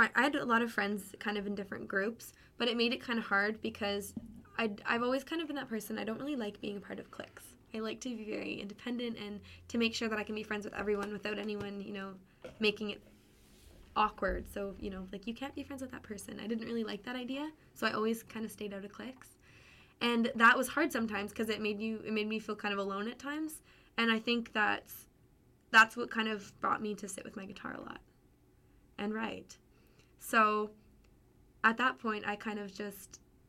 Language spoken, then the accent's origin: English; Pembroke, Ontario, Canada; I'm from Pembroke, Ontario. So it's a really, it's a town of 15,000. And it's north. It's about an hour and a half from Ottawa.